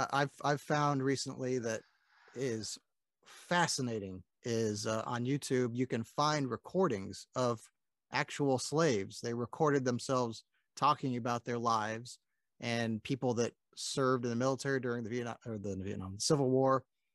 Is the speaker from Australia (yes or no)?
no; United States; being an American